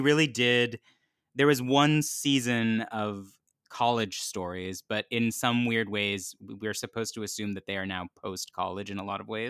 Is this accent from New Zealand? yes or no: no; Canada; I'm Canadian